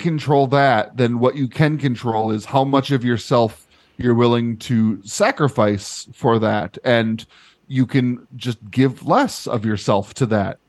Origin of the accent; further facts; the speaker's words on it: United States; growing up in American institutions